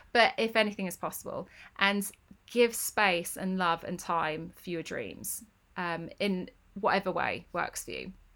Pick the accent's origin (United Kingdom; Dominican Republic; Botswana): United Kingdom; Northampton, East Midlands; moved away; I grew up in Northampton.